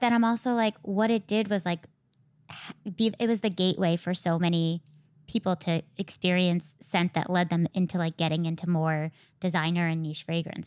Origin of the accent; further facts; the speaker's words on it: Connecticut, United States; I grew up in Connecticut